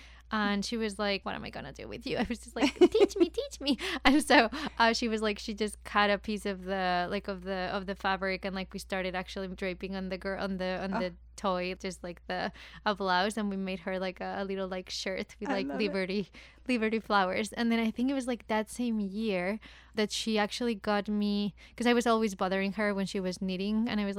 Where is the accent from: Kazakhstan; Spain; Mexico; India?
Spain; Madrid, Community of Madrid; moved away; So I'm from Spain, from Madrid.